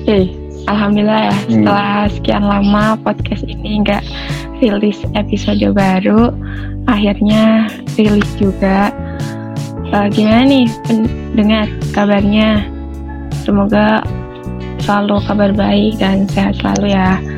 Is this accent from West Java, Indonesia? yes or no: no; Pemalang, Central Java, Indonesia; asalku dari Pemalang